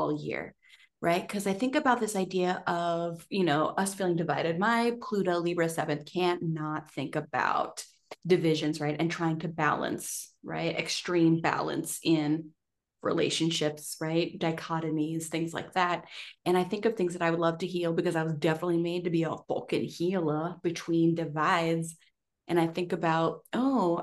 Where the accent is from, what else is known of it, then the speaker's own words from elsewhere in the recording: United States; I'm from America.